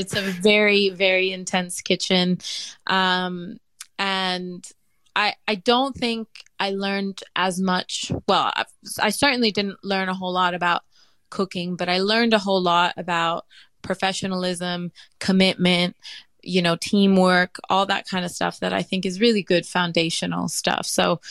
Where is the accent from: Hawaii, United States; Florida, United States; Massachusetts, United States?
Florida, United States; Miami; born there; I was born in Miami, and from as young as I can remember, I remember standing next to my mom in the kitchen while she was cooking something.